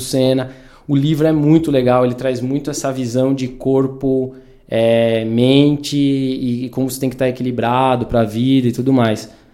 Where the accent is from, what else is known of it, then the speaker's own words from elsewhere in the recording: interior of São Paulo, Brazil; also born or lived in Vinhedo; eu cresci, nasci aqui em Datuba, né, interior de São Paulo